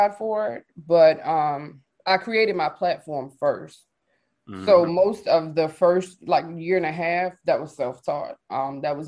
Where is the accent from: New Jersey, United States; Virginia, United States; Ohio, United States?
Virginia, United States; Richmond; also born or lived in Charlotte, North Carolina; I'm from Richmond, Virginia, but I also lived in Charlotte for about 10 years